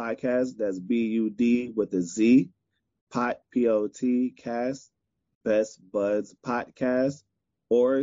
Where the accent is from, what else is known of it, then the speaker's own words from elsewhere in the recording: Chicago, Illinois, United States; I'm from Chicago